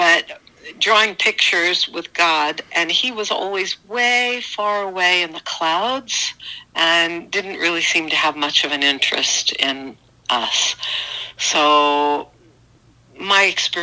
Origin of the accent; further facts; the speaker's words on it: Sterling, Illinois, United States; Outside Chicago. In Sterling, Illinois